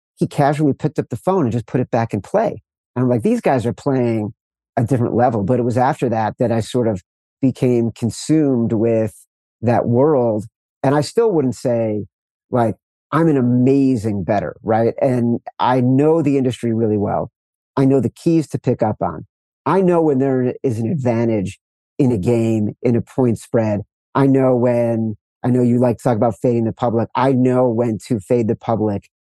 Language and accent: English; Chicago, Illinois, United States; I'm from Chicago